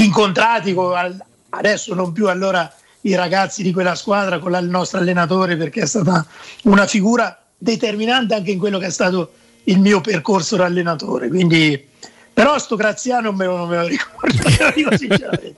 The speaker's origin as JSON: {"language": "Italian", "town": "Perugia", "region": "Umbria", "country": "Italy", "also_born_or_lived": "Terni", "said": "da Perugino credo di essere uno dei pochi non voglio dire apprezzato, però sopportato a Terni"}